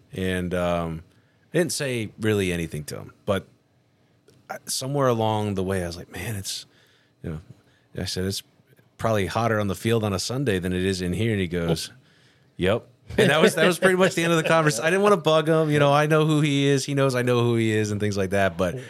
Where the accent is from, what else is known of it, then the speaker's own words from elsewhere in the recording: Dunedin, Florida, United States; I was born here in Florida. So I'm a true Floridian, Dunedin Meese Hospital.